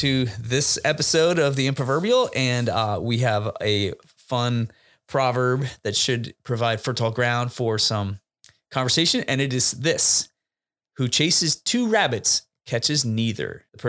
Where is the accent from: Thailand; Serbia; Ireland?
Thailand; born there; Yeah. I was born in Thailand.